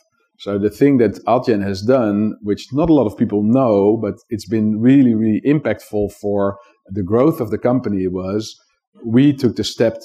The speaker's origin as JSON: {"language": "English", "country": "Netherlands", "tie": "born or raised there", "said": "I grew up in the Netherlands"}